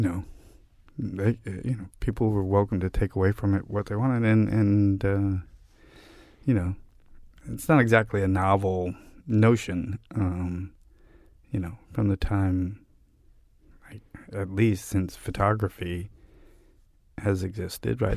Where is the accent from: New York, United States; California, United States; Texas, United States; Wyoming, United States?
New York, United States; New York City; I grew up in Park Slope in Brooklyn